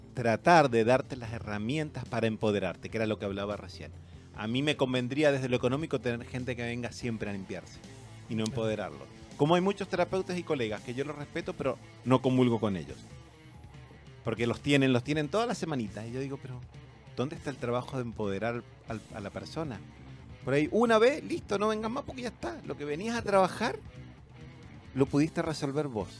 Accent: Argentina; now in Chile; yo me crié en colegios católicos, primario, que era la Argentina, el secundario, que es la media acá

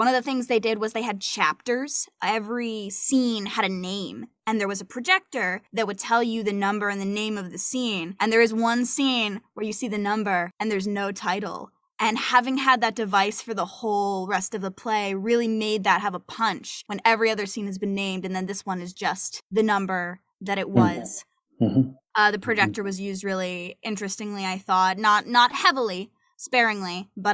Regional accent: United States; as an American

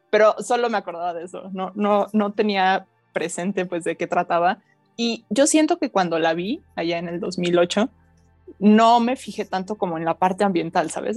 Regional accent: Mexico; nosotros como mexicanos

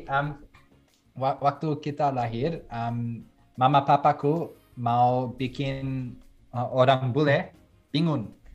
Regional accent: Belgium; Indonesian is a second language; moved away; aku lahir di Belgium

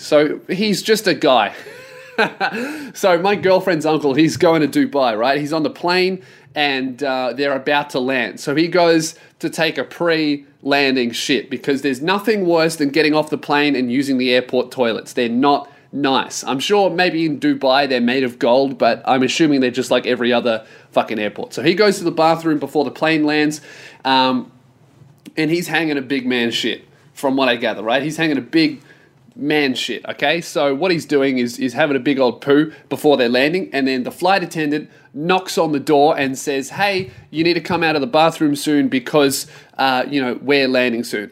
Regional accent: Australia; as an Australian

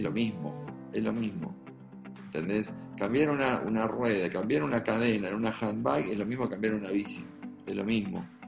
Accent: Argentina; Soy argentino

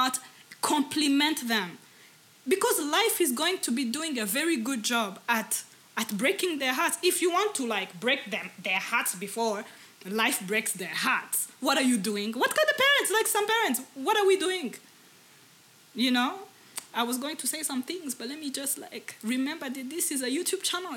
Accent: Rwanda; English is a second language; as Rwandans

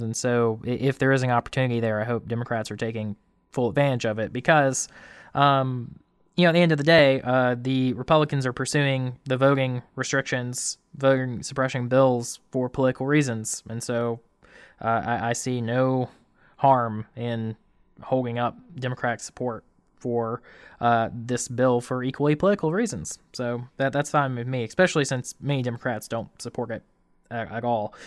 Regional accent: Camden County, Georgia, United States; moved away; I'm from Camden County originally.

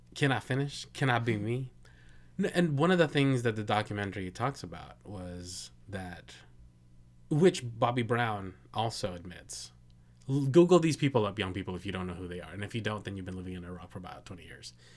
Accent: Philippines; I'm Filipino

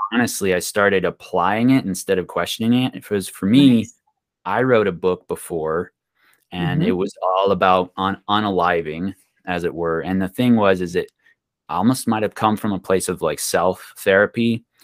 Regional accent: Pine, United States; we grew up in Pine, um, you have farming

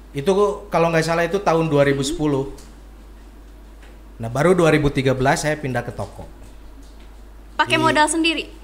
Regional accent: Bandung, West Java, Indonesia; Saya asli Bandung. Saya lahir di Bandung paling nanti pesantren pun saya di Bandung di Cicalengka

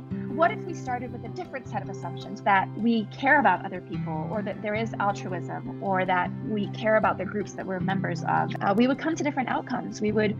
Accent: Scotland, United Kingdom; also born or lived in Middle East; now in United States; I'm from Scotland originally, and I grew up in the Middle East and moved to the US as a teenager.

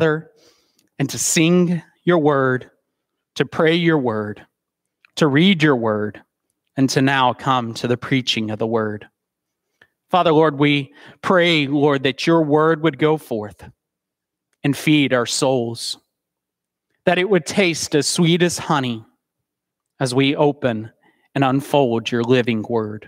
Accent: Soddy Daisy, Tennessee, United States; I was born and raised in Soddy Daisy, Tennessee

